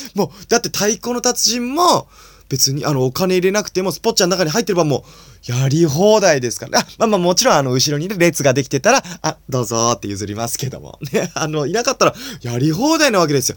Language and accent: Japanese; Nagano, Japan; 僕は長野県生まれなんで